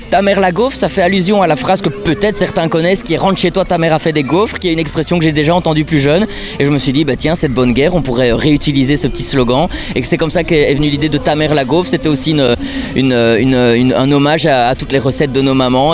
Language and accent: French; Namur, Wallonia, Belgium; moi je suis namurois et je connais Namur par cœur